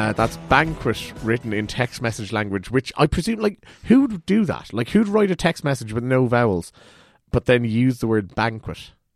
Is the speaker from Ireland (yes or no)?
yes; Ireland; we're Irish